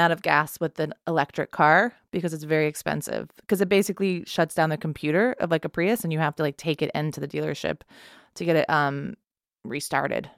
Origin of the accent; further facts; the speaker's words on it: Texas, United States; moved away; I grew up in Texas, or I'm from Texas